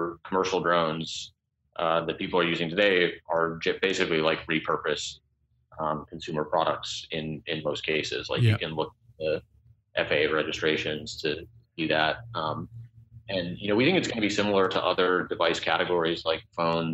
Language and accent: English; Colorado, United States; moved away; I'm originally from Colorado